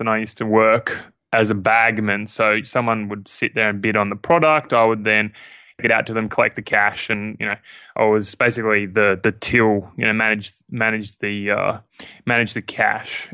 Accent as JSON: {"language": "English", "town": "Sydney", "region": "New South Wales", "country": "Australia", "tie": "born or raised there", "said": "I'm Australian. Uh, I'm born, uh, born and raised in Sydney, Australia."}